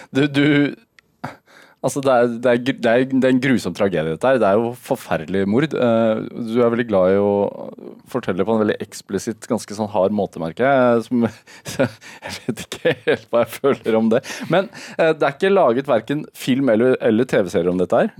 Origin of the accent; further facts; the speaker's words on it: Sarpsborg, Østfold, Norway; Jeg er fra Sarpsborg